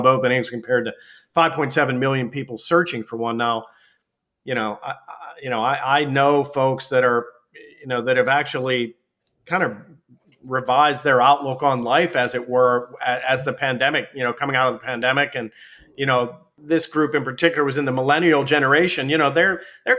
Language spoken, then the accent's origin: English; Pittsburgh, Pennsylvania, United States; I grew up here in the Pittsburgh area